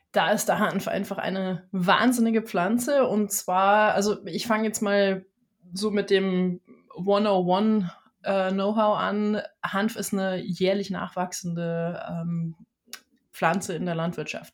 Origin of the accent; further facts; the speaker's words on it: Germany; Ich bin äh, gebürtige Deutsche, sage ich dazu, weil ich mich mittlerweile sehr in der ganzen Welt zu Hause fühle.